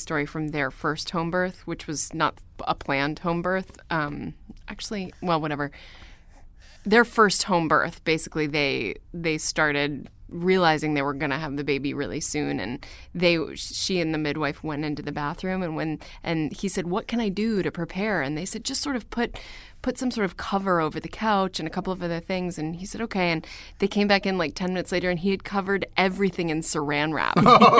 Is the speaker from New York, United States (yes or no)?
yes; New York, United States; I am from New York.